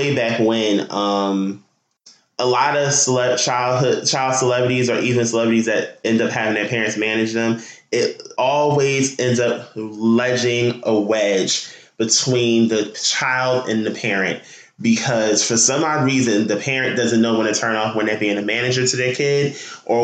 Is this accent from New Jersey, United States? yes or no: yes; Newark, New Jersey, United States; Newark, New Jersey, my hometown